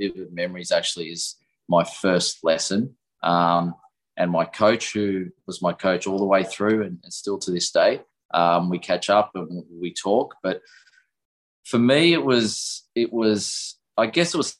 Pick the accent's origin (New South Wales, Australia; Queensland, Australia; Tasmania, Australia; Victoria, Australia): Victoria, Australia; Melbourne; I'm a Melbourne boy, born in Melbourne, grew up in Melbourne, spent my whole life pretty much here